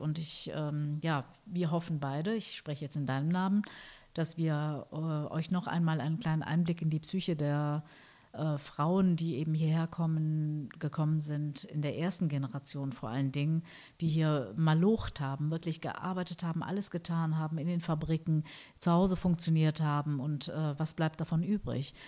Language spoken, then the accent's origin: German; Germany; bei uns in Deutschland